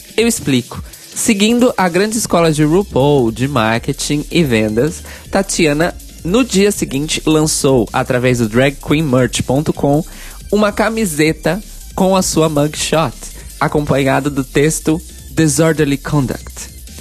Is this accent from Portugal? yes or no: no; São Paulo, Brazil; lá na minha cidade natal, capital paulista